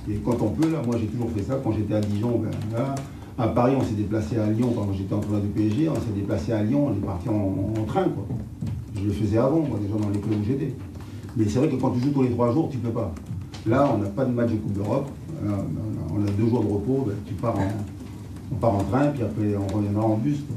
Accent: New Caledonia; moved away; moi je viens de Nouvelle-Calédonie, dans le Pacifique

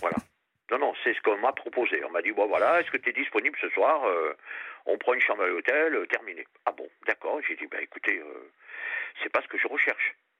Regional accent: Réunion; also born or lived in Périgord; now in France; je suis du Périgord et j'ai passé toute mon enfance à La Réunion.

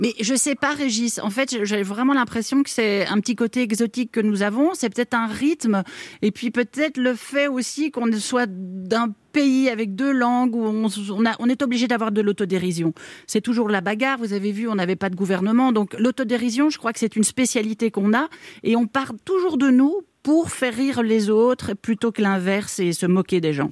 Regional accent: Belgium; Je me sens belge, je sais pas, parce que je, je connais la Belgique, que j'ai été élevée, que mes parents sont belges

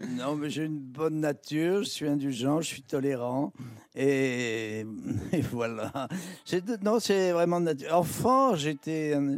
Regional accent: Le Cateau-Cambrésis, Hauts-de-France, France; now in Paris, France; c'est la ville de Matisse

